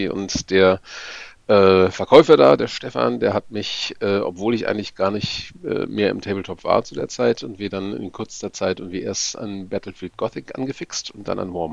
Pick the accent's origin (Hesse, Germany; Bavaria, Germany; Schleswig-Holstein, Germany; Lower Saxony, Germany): Lower Saxony, Germany; Braunschweig; Schönen guten Abend … Ich komme aus Braunschweig